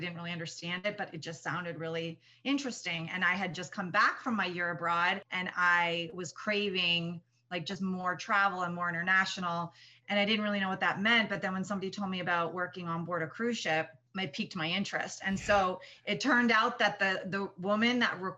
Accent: Whitby, Ontario, Canada; moved away as an adult; also born or lived in Kingston, Ontario / England; now in United States; I grew up just outside of Toronto in a little suburb called Whitby

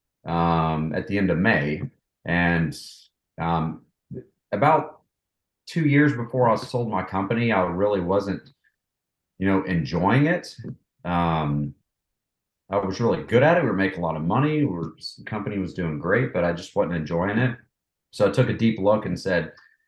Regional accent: Knoxville, Tennessee, United States; moved away as an adult; also born or lived in Atlanta; I was born and raised in Knoxville, East Tennessee.

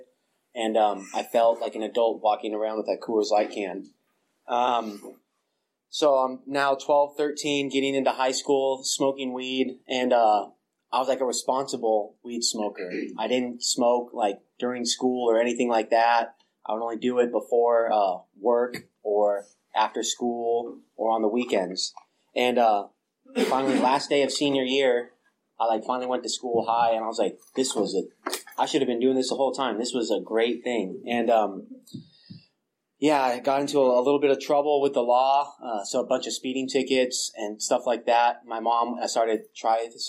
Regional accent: small town north of San Luis Obispo, California, United States; moved away as an adult; now in Bay Area, United States; moved back up from San Luis Obispo to my hometown

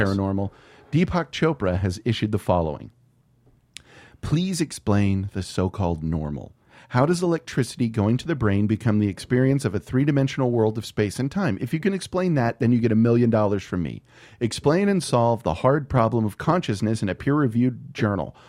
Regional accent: San Antonio, Texas, United States; I'm from San Antonio

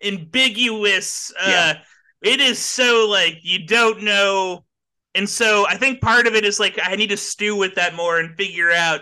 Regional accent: San Francisco, California, United States; I'm from San Francisco

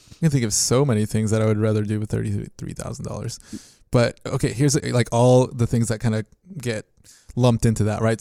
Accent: Mexico; moved away; I was born in Mexico

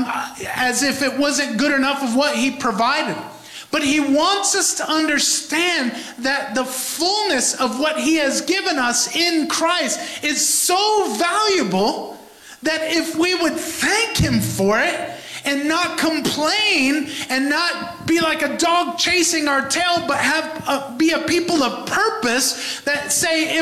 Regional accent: New York, United States; a New Yorker

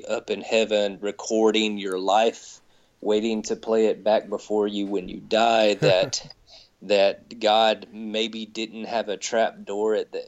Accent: the South, United States; growing up in the South

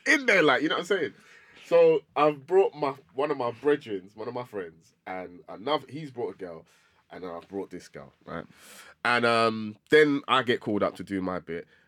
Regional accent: London, United Kingdom; I grew up in Tottenham, terrible place, absolutely horrible place.

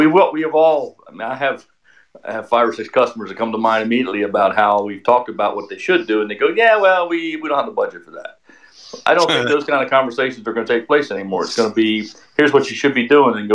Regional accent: Maryland, United States; moved away; I'm from Maryland, and my kids still up or in that area.

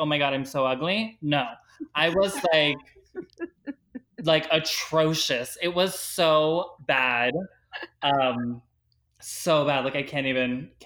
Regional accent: Miami, Florida, United States; I was raised in Miami

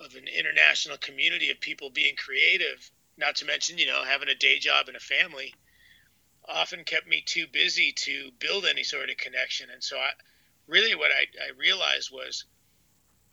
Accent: Bay Area, California, United States; growing up in the Bay Area

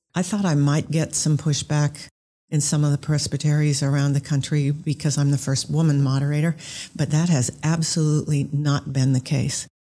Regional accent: Orcas Island, Washington, United States; I grew up on Orcas Island, which is off of Washington State

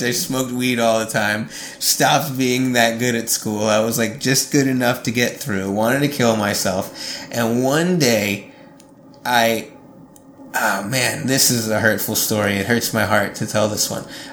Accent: New York, United States; moved away as an adult; also born or lived in Montreal / Nashville; I'm from New York

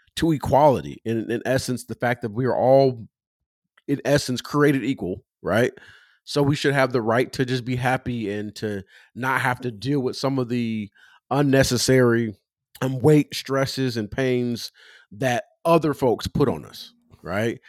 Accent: California, United States; I'm from California

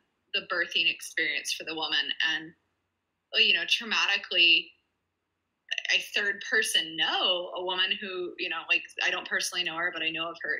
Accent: New Mexico, United States; also born or lived in Virginia; I was born in Virginia, and nice. Then I grew up mostly in New Mexico

